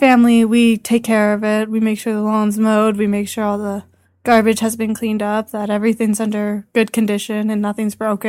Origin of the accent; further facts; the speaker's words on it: Yorkton, Saskatchewan, Canada; I was born in the area. I was born actually in Yorkton, but I've been living in this area for most of my life.